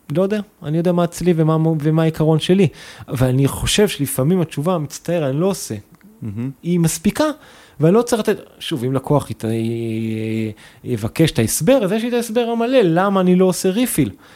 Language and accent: Hebrew; Kabri, Northern District, Israel; now in Tel Aviv, Israel; אני מכברי במקור, מקיבוץ בצפון